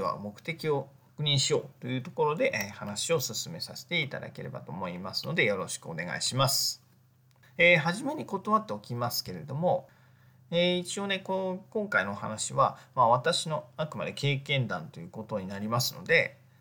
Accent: Japan; also born or lived in Egypt / Tokyo

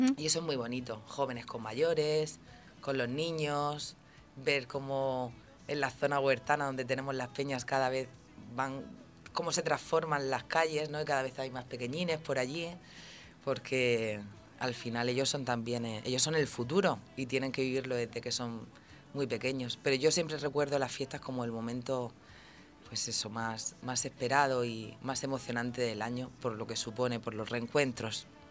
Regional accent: Santomera, Region of Murcia, Spain; aquí, aquí nací, aquí me he criado

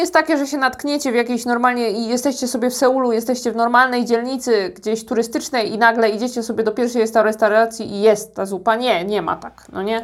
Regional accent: Poland; now in South Korea; jestem z Polski

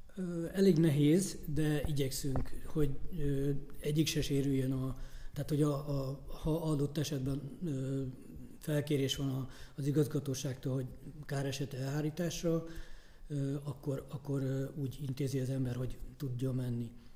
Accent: Börgönd, Fejér, Hungary; én Börgöndi reptéren nőttem föl

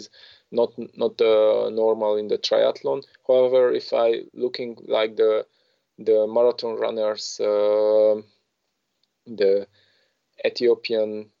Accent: Romania; I come from Romania

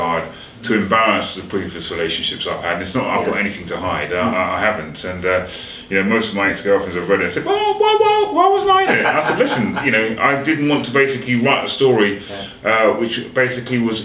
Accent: England, United Kingdom; I was born in England, but my mum and dad, obviously, they didn't meet in Jamaica, but they met over here, but they were from Jamaica.

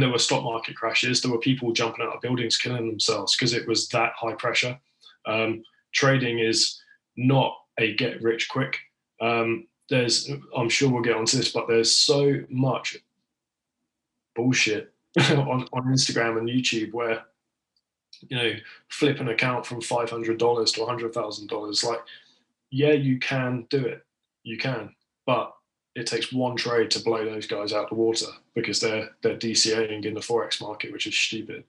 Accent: United Kingdom; I'm British

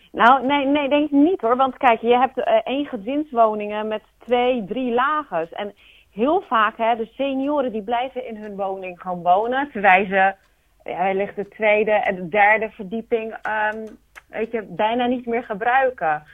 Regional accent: Rotterdam, South Holland, Netherlands; now in Capelle aan den IJssel, Netherlands; Ik ben geboren en opgegroeid in Rotterdam

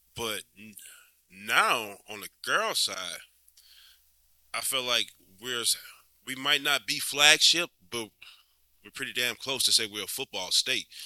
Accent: Louisiana, United States; this is my hometown. This is this is where I'm from

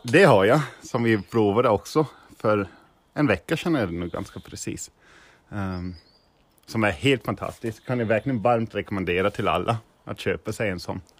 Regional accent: Niederselters, Hesse, Germany; Swedish is a second language; now in Sweden; jag är från Tyskland.

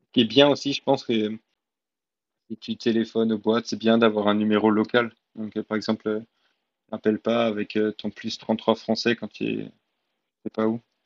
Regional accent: France; moved away as an adult; also born or lived in New Zealand / Australia; en tant que Français

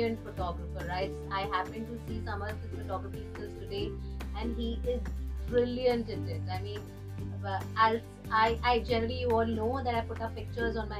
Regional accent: India; moved away as an adult; now in Ireland; I come from India as well

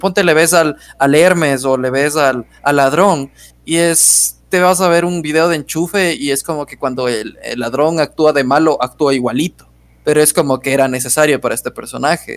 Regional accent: Ecuador; somos ecuatorianos

